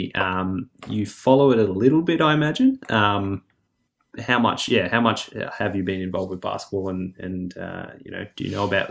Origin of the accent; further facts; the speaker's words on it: Victoria, Australia; as a Victorian, we're, you know, used to the freezing cold water.